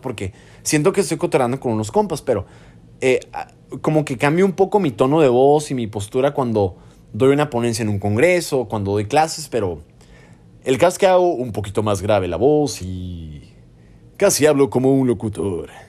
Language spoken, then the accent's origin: Spanish; Mexico; moved away as an adult; now in Houston, United States; soy un IMG de México